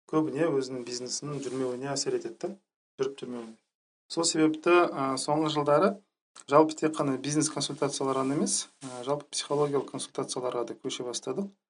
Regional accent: Zhanarka, Karaganda Region, Kazakhstan; now in Astana, Kazakhstan; өзім астанада тұрам. ә, қарағанды облысының жаңарқа деген ауылы бар ауданы бар сол жаңарқадан боламын

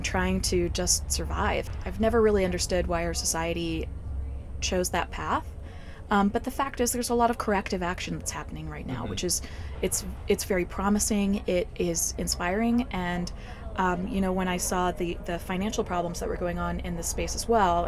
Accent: Georgia, United States; also born or lived in East Coast; now in California, United States; I'm originally from Georgia

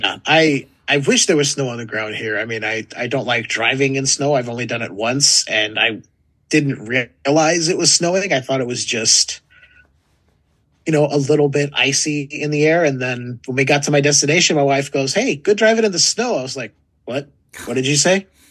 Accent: California, United States; I may have been born and raised in California

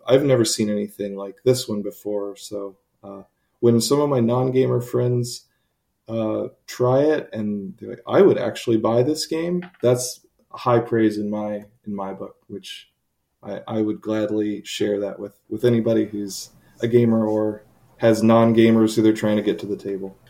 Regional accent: Charlotte, North Carolina, United States; I live in Charlotte, North Carolina. Uh, I run our local North Carolina game designers meetup

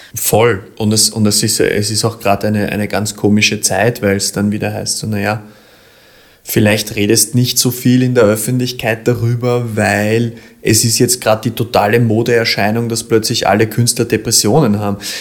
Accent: Vienna, Austria; da bin ich ein Wiener

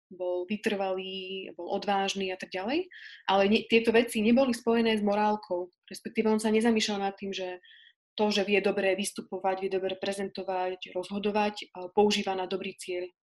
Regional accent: Pusté Pole, Slovakia; ja som teraz momentálne na pustom poli, čo je dedinka, odkiaľ pochádzam.

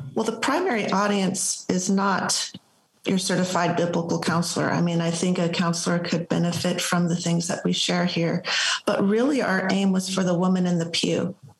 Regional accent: Los Angeles, California, United States; now in Spring, United States; I'm originally from the Los Angeles area, and we now live in Spring, Texas

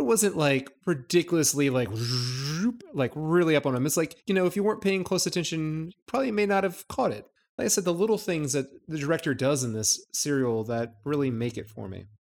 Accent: United States; being the American that I am

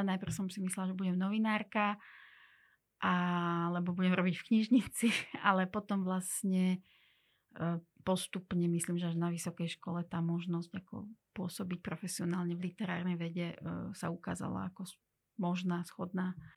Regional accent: Slovakia; first language Hungarian and Russian; Slovak is a second language; ja som Slovenka voľbou

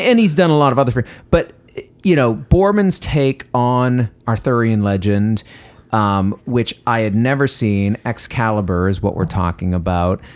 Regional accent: Westbrook, Maine, United States; moved away; my hometown of Westbrook, Maine

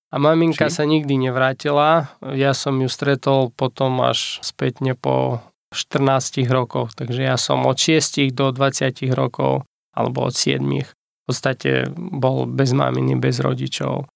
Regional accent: Ukraine; Slovak is a second language; moved away as an adult; also born or lived in Banská Bystrica, Slovakia; now in Nové Zámky, Slovakia; Ja pochádzam z Ukrajiny, mám momentálne 33 rokov. Na Slovensku bývam od roku 2008

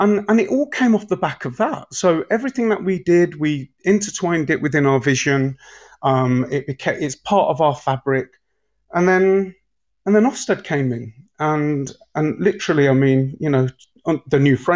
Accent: Leicester, East Midlands, United Kingdom; I'm actually from Braunston, so Braunston and Leicester's it's an estate, you know. And I'm proud to say I'm an estate kid. And I grew up there.

